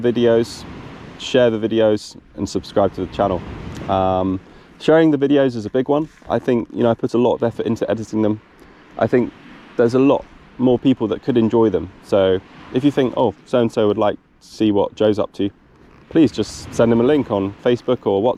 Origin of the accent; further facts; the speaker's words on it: South Devon, South West England, United Kingdom; I am from South Devon in the UK.